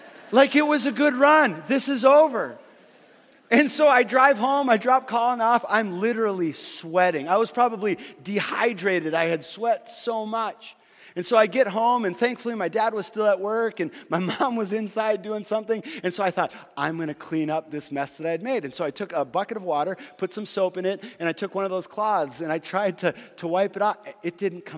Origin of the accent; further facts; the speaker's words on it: Fargo, North Dakota, United States; I grew up in Fargo, North Dakota